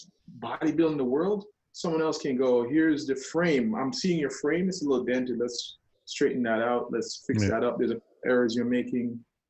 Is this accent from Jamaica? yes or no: yes; Jamaica; being Jamaican, that's also like, really, you don't accept help.